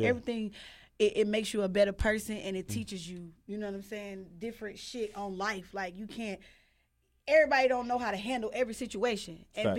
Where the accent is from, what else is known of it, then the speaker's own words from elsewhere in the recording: Charlotte, North Carolina, United States; Oh, God. 704 Charlotte, North Carolina. Stand up.